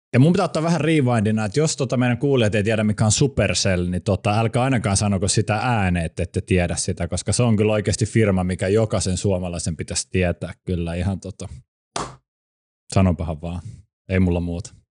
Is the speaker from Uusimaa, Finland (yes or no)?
yes; Helsinki, Uusimaa, Finland; born or raised there